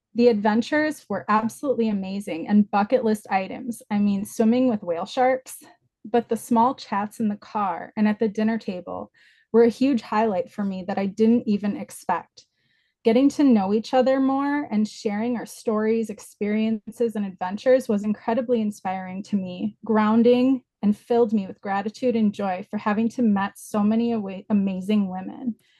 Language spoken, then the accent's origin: English; Wausau, Wisconsin, United States; my hometown, which is Wausau, Wisconsin